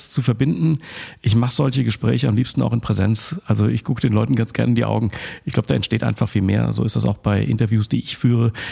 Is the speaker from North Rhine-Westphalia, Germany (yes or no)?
no; Frankfurt, Hesse, Germany; Das stimmt. Ich bin gebürtiger Frankfurter, habe deshalb auch so eine besondere Leidenschaft für das Radrennen am 1. Mai